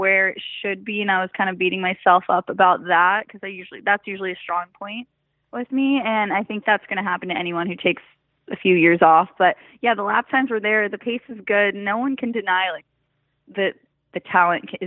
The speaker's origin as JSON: {"language": "English", "region": "Colorado", "country": "United States", "tie": "born or raised there", "said": "I grew up snowmobiling, four-wheeling. I'm from Colorado"}